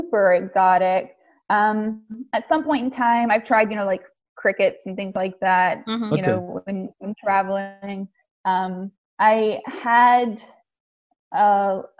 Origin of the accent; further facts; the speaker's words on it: the South, United States; I come from the South too